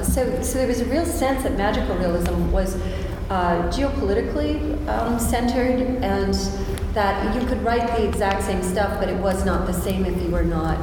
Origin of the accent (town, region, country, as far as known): United States